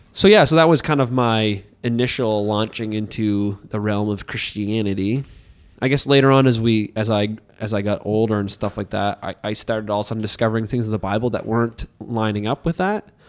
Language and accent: English; Hartland, New Brunswick, Canada; now in Miramichi, Canada; I came from Heartland, New Brunswick